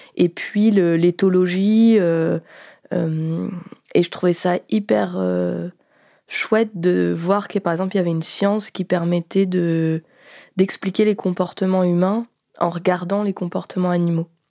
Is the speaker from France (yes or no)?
yes; Béthune, Hauts-de-France, France; j'ai grandi à Béthune, qui est une ville du Nord-Pas-de-Calais